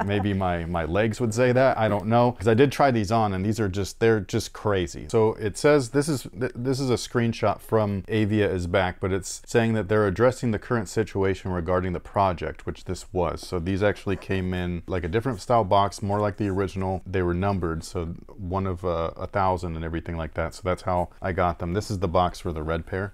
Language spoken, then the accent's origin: English; Bay Area, California, United States; now in Sacramento, United States; I'm from the Bay Area